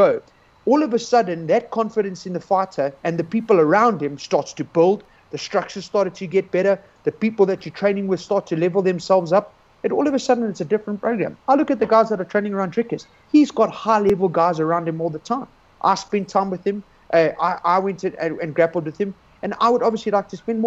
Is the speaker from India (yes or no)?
no; South Africa